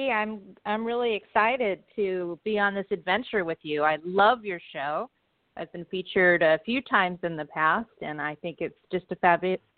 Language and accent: English; Manhattan Beach, California, United States; Manhattan Beach, my hometown and my where my business is located